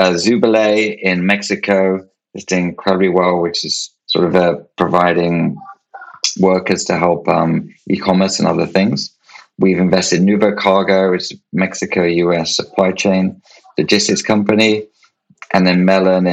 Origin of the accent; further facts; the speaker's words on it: United Kingdom; I was born in Europe and in the UK